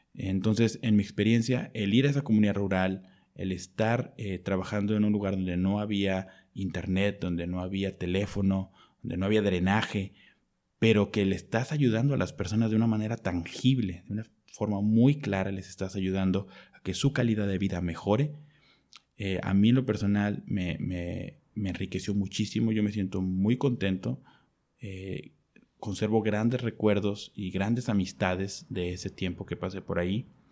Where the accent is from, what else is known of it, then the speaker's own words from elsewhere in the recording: Mexico; also born or lived in Mexico City / United Kingdom; soy médico y soy de México